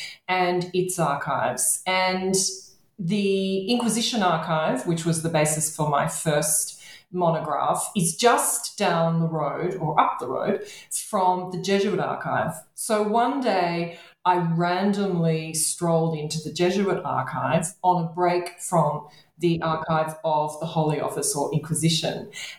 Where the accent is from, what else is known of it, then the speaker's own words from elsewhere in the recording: Australia; to bring myself geographically closer through my research project to my home country of Australia, if not to Australia